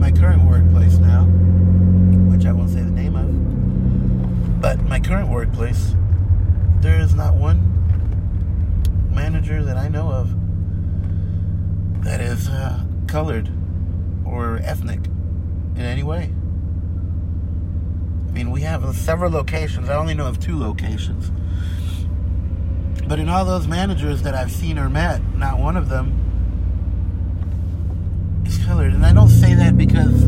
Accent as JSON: {"language": "English", "country": "United States", "tie": "born or raised there", "said": "I was born here in the United States of America. Two immigrant family, immigrant parents. And I've been working here since I was 14 years old"}